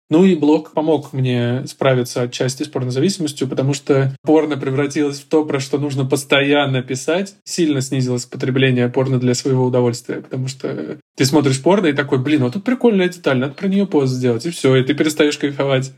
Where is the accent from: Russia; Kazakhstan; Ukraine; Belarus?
Russia; Volzhsky, Volgograd Oblast; я вот из Волгоградской области, из Волжского